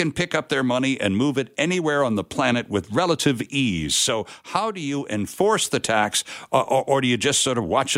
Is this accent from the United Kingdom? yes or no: no; Canada; I'm Canadian.